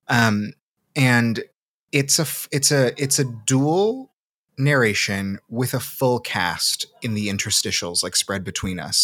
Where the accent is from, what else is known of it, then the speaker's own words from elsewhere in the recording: Seattle, Washington, United States; accent: Pacific Northwest; also born or lived in Salvador, Brazil / Massachusetts; I was born in Salvador, and I came to Seattle pretty young. I grew up there, so that's where a lot of, that's where a lot of my accent comes from, is the Pacific Northwest